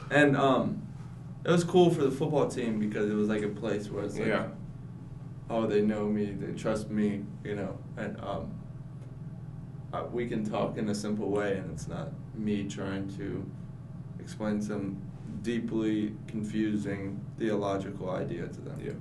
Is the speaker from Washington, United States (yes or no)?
no; Asheville, North Carolina, United States; I'm from Asheville, North Carolina